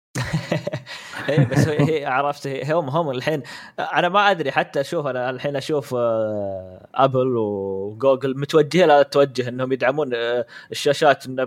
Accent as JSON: {"language": "Arabic", "country": "Saudi Arabia", "said": "عندنا في السعوديه"}